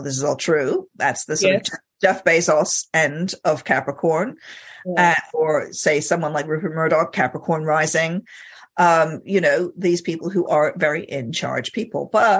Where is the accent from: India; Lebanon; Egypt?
Egypt; I grew up in Egypt, and he did the occasional like really tiny speaking part in Egyptian movies.